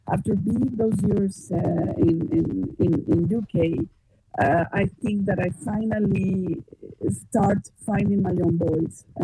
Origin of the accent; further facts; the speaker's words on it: Mexico City, Mexico; I'm a Mexican composer. I grew up in Mexico City, and I eat tacos and I eat tortilla, and this is part of my culture.